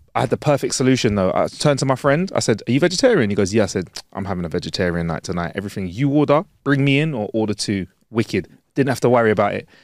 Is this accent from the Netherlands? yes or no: no; London, United Kingdom; "Where are you from?" We're like, "London."